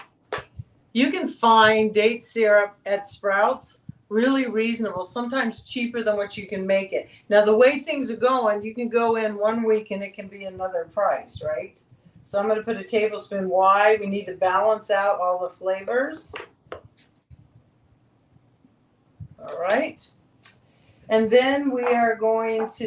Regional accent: Texas, United States; moved away; I came from Texas

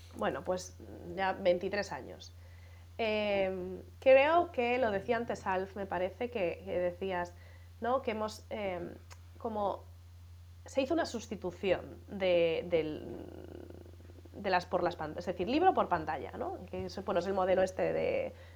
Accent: Galicia, Spain; moved away as an adult; also born or lived in Madrid; yo soy gallega como, como Manel

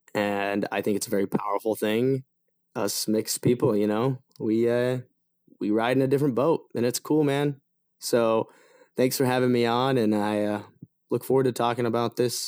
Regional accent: Grantsville, Utah, United States; now in Los Angeles, United States; I am an actor and producer based in Los Angeles. I'm originally from Utah. I grew up in a small town about 35 minutes west of Salt Lake City called Grantsville. My childhood was interesting because my dad's from Sonora, Mexico, and his mother was of indigenous descent, the Yaqui tribe

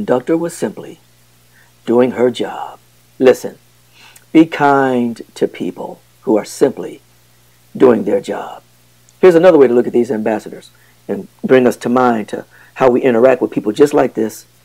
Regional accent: Flint, Michigan, United States; I'm from Flint, Michigan

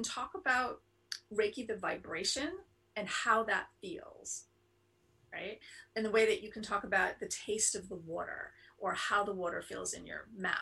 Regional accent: New York City, New York, United States; moved away as an adult; also born or lived in London; now in near San Francisco, United States; I was raised in Manhattan

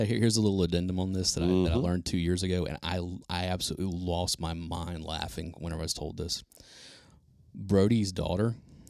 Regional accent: Nashville, Tennessee, United States; born or raised there

